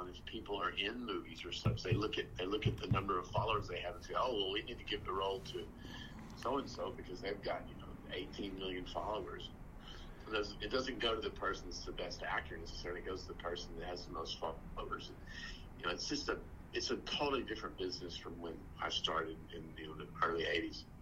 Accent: Texas, United States; I'm from Texas

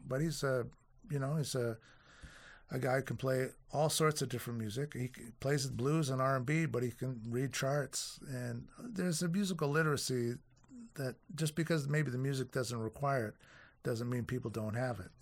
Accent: Toronto, Ontario, Canada; also born or lived in Winnipeg; the only time I've ever been out of Toronto

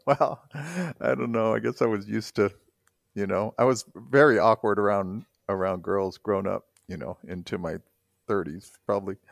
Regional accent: South Bay, California, United States; moved away; everybody that lived in the South Bay there, we kind of all had this little I don't know, I, it was a really good place to grow up

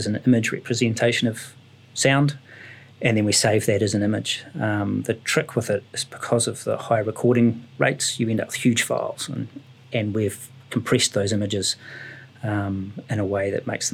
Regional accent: Ashburton, Canterbury, New Zealand; I was brought up in Ashburton, where there's not an awful lot of wildlife

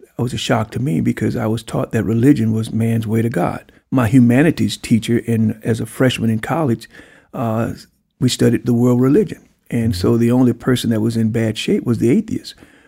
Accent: Pine Bluff, Arkansas, United States; And I came from Pine Bluff.

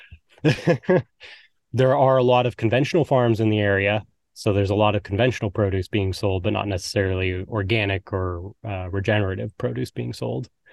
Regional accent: Maine, United States; I'm from Maine

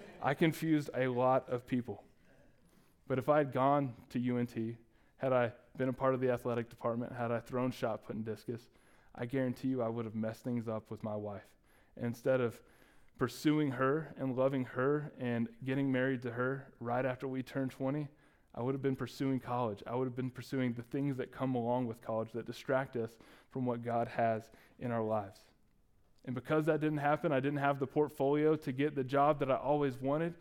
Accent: Dallas, Texas, United States; moved away; I ended up going to every Dallas County Community College that was available in our hometown

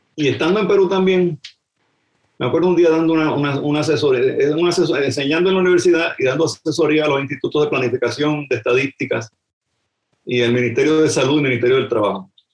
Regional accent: Puerto Rico; moved away as an adult; haber nacido allí

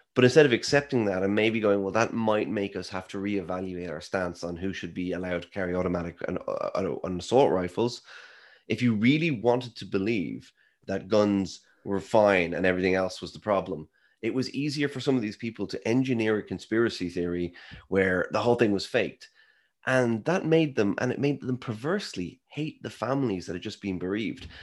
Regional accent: Ireland; I am Irish.

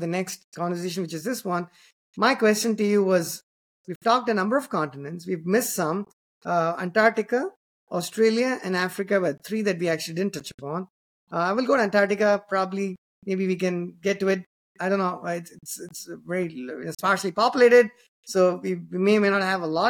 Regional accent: Chennai, Tamil Nadu, India; the same city that I come from

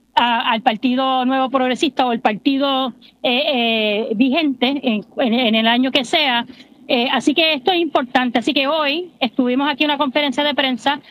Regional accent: Puerto Rico; nacida y criada aquí en Puerto Rico

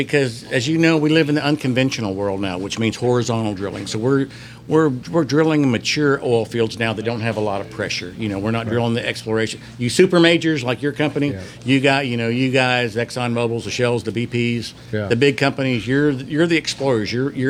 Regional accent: Houston, Texas, United States; And I go, hey, I'm from Houston. You guys are from Houston. Congratulations.

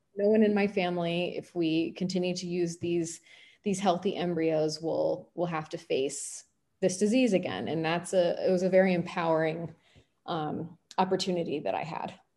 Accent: Washington, District of Columbia, United States; I grew up in Washington, D C, which is the home of Shady Grove Fertility

